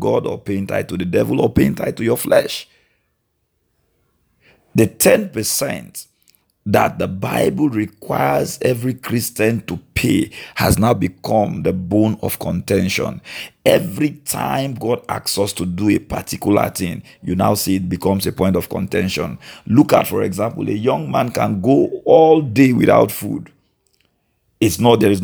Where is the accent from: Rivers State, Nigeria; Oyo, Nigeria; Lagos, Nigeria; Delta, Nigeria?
Delta, Nigeria; I am from Delta State, a Nigerian